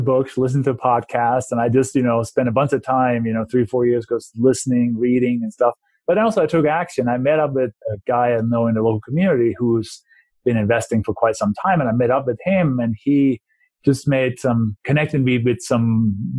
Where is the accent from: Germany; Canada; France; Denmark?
Denmark; English is a second language; moved away as an adult; also born or lived in London, England / Maryland / New Mexico; now in Colorado, United States; I was born and raised in Denmark and moved to the U.S.